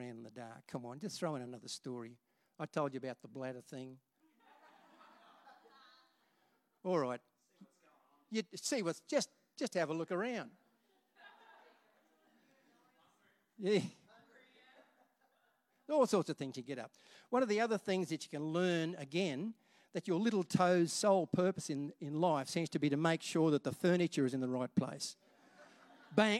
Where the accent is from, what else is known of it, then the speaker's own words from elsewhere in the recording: Rockhampton, Queensland, Australia; when I was a kid growing up in Rockhampton